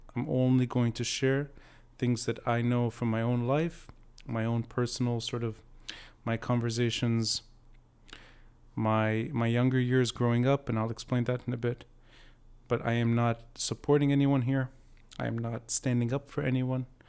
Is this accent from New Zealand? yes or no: no; Beirut, Beirut Governorate, Lebanon; growing up in Beirut later